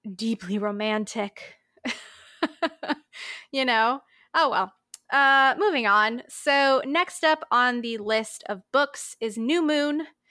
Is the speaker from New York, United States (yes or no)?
no; Palm Beach Gardens, Florida, United States; my hometown of lovely Palm Beach Gardens, Florida